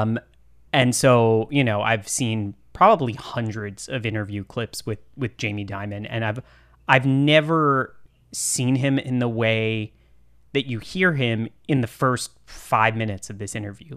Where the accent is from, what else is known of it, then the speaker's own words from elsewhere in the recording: Austin, Texas, United States; I'm also from Texas. Um, I'm from Austin.